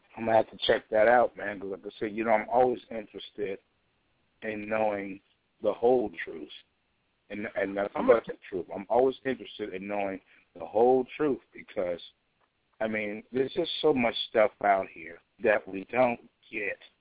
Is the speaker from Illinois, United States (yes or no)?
yes; Chicago, Illinois, United States; I was raised in Chicago, directly under Elijah Muhammad